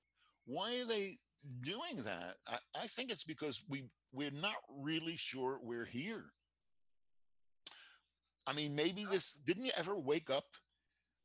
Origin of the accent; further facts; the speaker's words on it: New York City, New York, United States; I told you that I grew up in New York City. And I went to high school. I lived in Queens